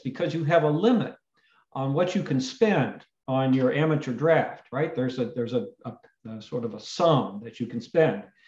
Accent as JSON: {"language": "English", "area": "the Bay Area", "region": "California", "country": "United States", "tie": "born or raised there", "moved": "yes", "said": "I was growing up in the Bay Area"}